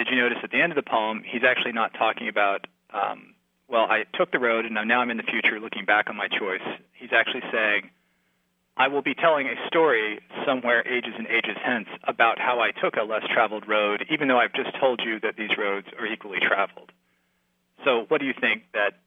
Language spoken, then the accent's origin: English; Columbia, South Carolina, United States; I grew up in South Carolina, in Columbia